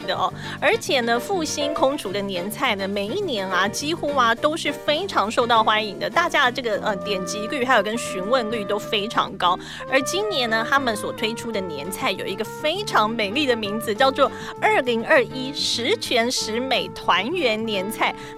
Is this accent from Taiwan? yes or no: yes; Taiwan; 我们台湾人的过年